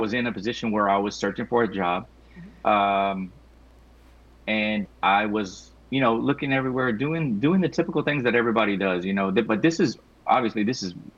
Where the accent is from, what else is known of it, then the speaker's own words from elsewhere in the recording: Houston, Texas, United States; I'm from Houston, Texas. I recently started a company called ENSO Refinish and Restorations out here in Houston, Texas